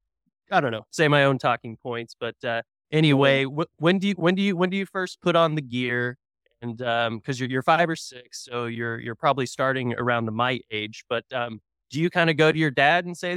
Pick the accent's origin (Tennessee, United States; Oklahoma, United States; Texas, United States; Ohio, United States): Oklahoma, United States; Tulsa; I'm from Tulsa originally